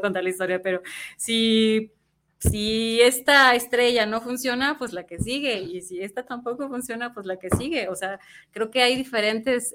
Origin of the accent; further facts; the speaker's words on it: Mexico; also born or lived in Mexico City; cómo somos los mexicanos